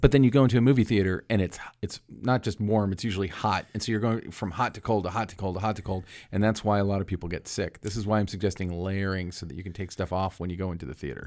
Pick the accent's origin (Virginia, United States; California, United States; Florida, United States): Florida, United States; I grew up in Florida